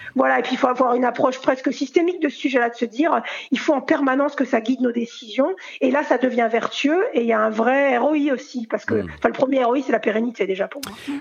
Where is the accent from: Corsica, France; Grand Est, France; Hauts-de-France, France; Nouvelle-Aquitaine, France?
Grand Est, France; Alsace; en tant qu'Alsacienne